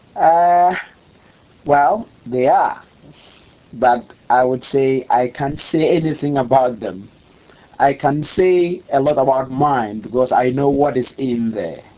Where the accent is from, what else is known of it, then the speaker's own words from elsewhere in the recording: Kumasi, Ashanti, Ghana; moved away; also born or lived in Eastern Region, Ghana / Tema, Ghana; I'm from Kumasi. I'm literally from Kumasi, uh, in the forest belt of Ghana